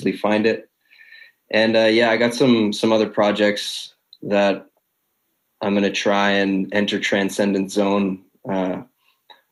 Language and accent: English; Canada; People know me as the Canadian celebrity